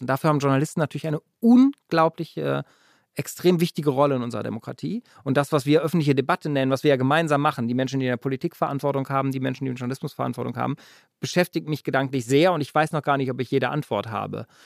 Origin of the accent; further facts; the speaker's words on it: Germany; wir als Deutsche von Russland